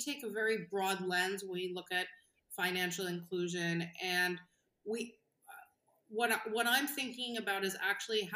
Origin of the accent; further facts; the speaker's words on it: New York, United States; I'm a New Yorker by birth